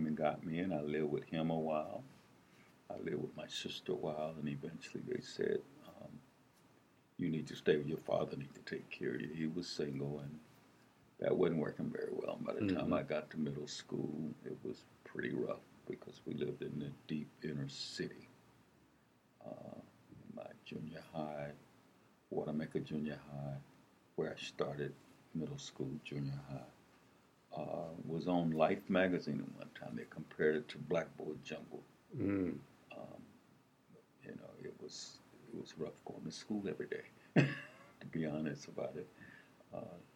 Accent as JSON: {"language": "English", "region": "South Carolina", "country": "United States", "tie": "born or raised there", "moved": "yes", "lives_now": "Lincoln, United States", "said": "I was born in South Carolina."}